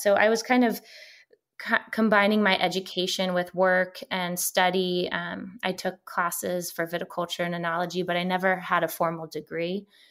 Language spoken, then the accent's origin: English; Maryland, United States; moved away as an adult; now in California, United States; I grew up on the East Coast in Maryland